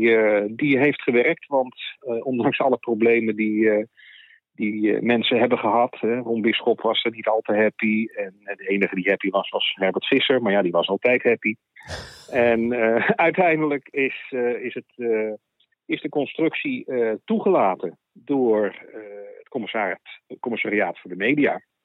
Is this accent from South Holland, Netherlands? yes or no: yes; The Hague, South Holland, Netherlands; in Den Haag, waar ik vandaan kom